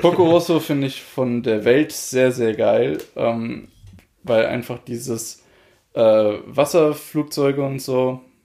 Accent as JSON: {"language": "German", "country": "Germany", "said": "bei uns in Deutschland"}